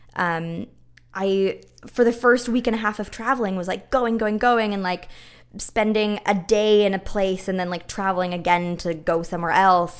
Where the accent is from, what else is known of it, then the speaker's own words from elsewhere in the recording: Kitchener, Ontario, Canada; my hometown, Kitchener-Waterloo.